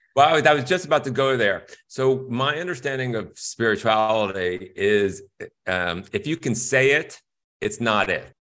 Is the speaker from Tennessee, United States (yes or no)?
no; Stamford, Connecticut, United States; also born or lived in Bronx, New York; I grew up in Stamford, Connecticut, where it was super middle class at that time.